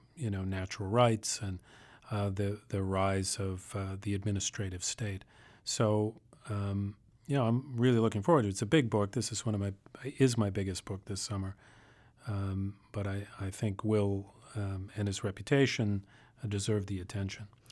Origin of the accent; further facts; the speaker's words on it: Boston, Massachusetts, United States; I grew up in the Boston area